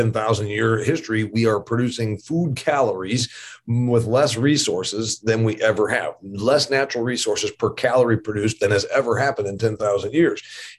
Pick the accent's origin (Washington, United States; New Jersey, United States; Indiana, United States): Indiana, United States; the other state university here in my home state of Indiana called Indiana University.